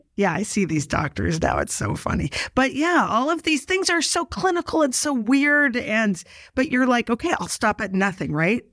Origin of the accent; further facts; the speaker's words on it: Canada; now in New York, United States; I'm originally from Canada